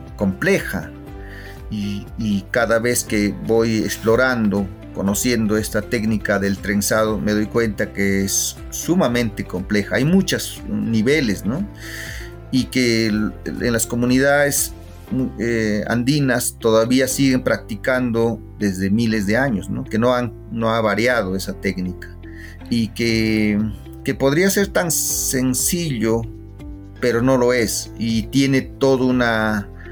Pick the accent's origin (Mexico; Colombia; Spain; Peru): Peru; Huancayo, Junín; moved away as an adult; also born or lived in Germany; Mi infancia en, en, Huancayo o en, mi pueblo